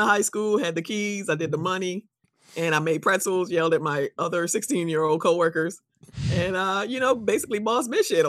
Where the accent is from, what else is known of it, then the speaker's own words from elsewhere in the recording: U.S. Virgin Islands; moved away; I'm from the Virgin Islands. That was in St. Thomas.